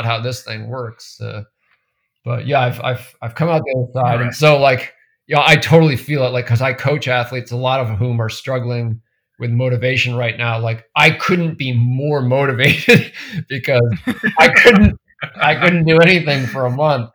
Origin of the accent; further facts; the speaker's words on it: New Hampshire, United States; I grew up mostly in New Hampshire. Family bounced around a bit when I was very young, but most of my childhood was in New Hampshire.